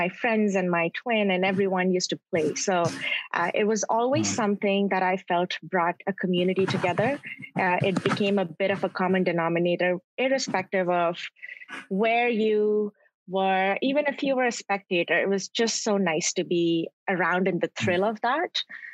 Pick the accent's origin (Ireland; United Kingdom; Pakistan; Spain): Pakistan; Karachi, Sindh; now in Toronto, Canada; I grew up in Karachi, then I continued to grow up in Toronto